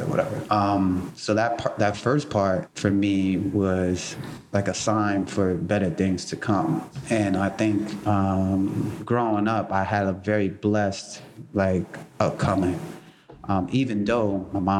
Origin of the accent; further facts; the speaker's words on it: New York City, New York, United States; I grew up on 45th Street and 8th Avenue